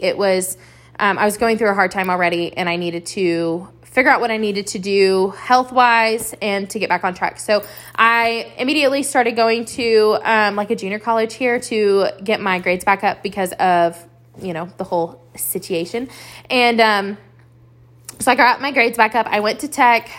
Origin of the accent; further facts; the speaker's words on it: Lubbock, Texas, United States; also born or lived in Abilene, Texas; we found ourselves calling Lubbock, Texas, home for about eighteen years of my life